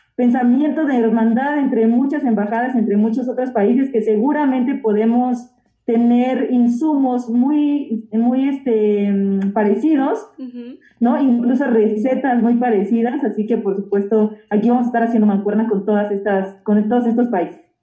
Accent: Oaxaca, Mexico; yo soy originaria de Oaxaca

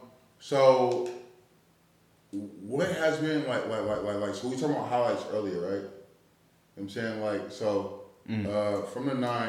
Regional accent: Oakland, California, United States; I'm from Oakland. That's the southern part.

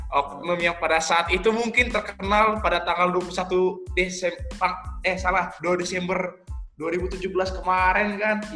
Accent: Bogor, West Java, Indonesia; now in Malang, Indonesia; Masih di Malang, gue asli Bogor tapi

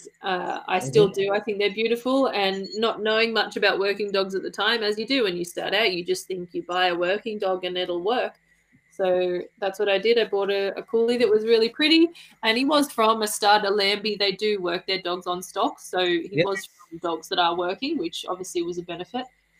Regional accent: Canberra, Australian Capital Territory, Australia; when I was old enough for school, we moved to Canberra. And so I grew up in Canberra

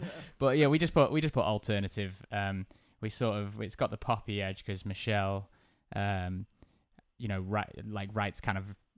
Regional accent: South Cheshire, North West England, United Kingdom; now in Liverpool, United Kingdom; I'm from South Cheshire

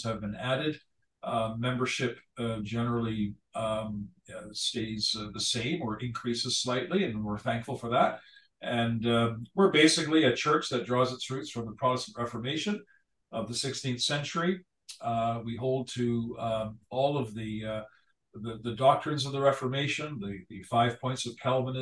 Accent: Hamilton, Ontario, Canada; moved away as an adult; also born or lived in Southern Alberta; now in Abbotsford, Canada; born and raised in Hamilton, Ontario

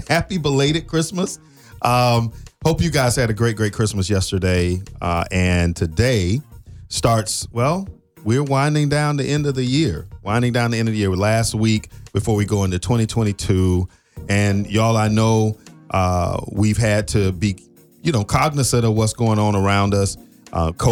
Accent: South Florida, United States; I grew up in South Florida, and it's not cold in South Florida

